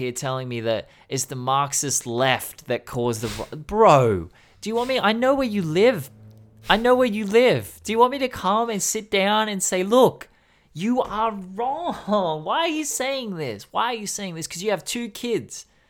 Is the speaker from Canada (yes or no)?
no; Sydney, New South Wales, Australia; I grew up in Sydney